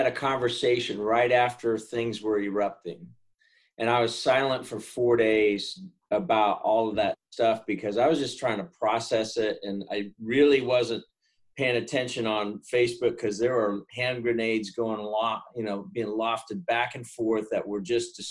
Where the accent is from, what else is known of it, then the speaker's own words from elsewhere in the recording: United States; I was born white in America.